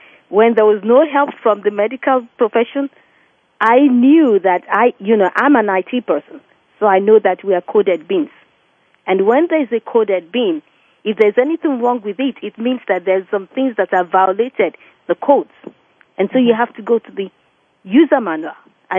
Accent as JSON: {"language": "English", "country": "Nigeria", "tie": "born or raised there", "moved": "yes", "lives_now": "New Jersey, United States"}